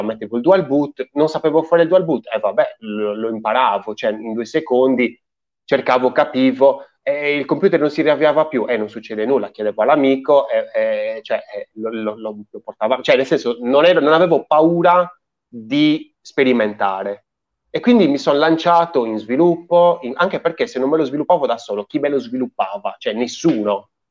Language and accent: Italian; Sardinia, Italy; io in Sardegna, cioè praticamente vivo quel paese a fianco a quello dove ha vissuto oh. Antonio Gramsci